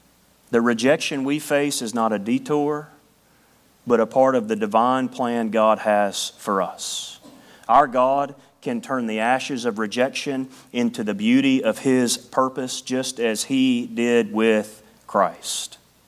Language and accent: English; Tennessee, United States; moved away; In the hills of Tennessee, we did it differently. People made fun of me when I moved here about how I talked, and I made fun of them. All right, that, I sounded like a hillbilly.